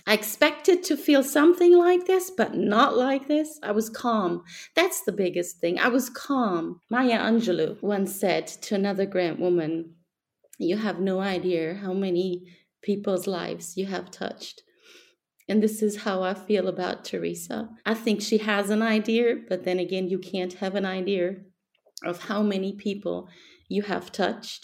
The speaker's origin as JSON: {"language": "English", "country": "Germany", "said": "I'm from Germany."}